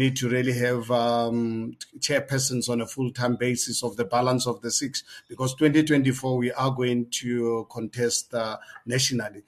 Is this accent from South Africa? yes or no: yes; South Africa; As a South African, 62 years of age, I lived more than half of my life under the apartheid system